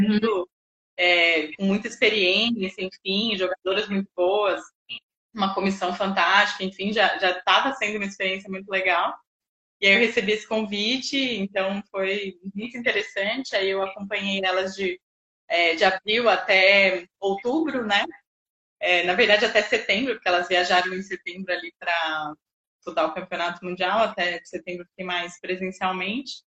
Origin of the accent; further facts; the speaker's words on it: Jundiaí, São Paulo, Brazil; also born or lived in Bauru; eu sou de Jundiaí, voltei para cá